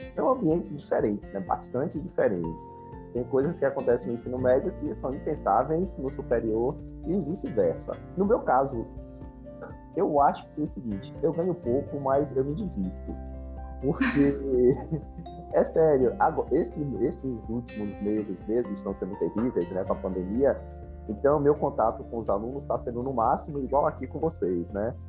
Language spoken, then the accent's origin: Portuguese; Salvador, Bahia, Brazil; eu nasci em Salvador, eu sou o filho mais novo